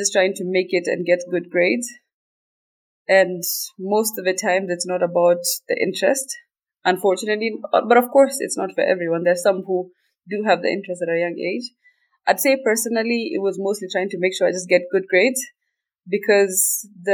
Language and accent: English; Kenya; first language Somali; English is a second language; moved away as an adult; also born or lived in Turkey / Italy